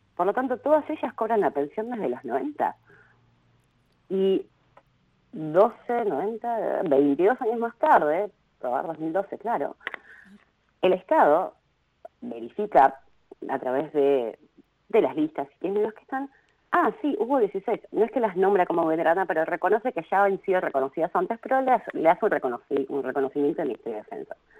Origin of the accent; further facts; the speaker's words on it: Río Gallegos, Santa Cruz, Argentina; yo nací en 1982 en Río Gallegos